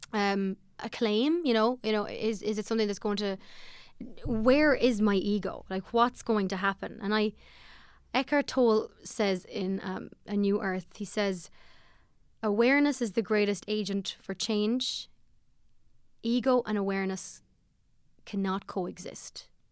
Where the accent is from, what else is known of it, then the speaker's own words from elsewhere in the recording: Ballymote, Sligo, Connacht, Ireland; I'm from Ballymolde in Sligo, and I feel good about it. I had a good, good upbringing there.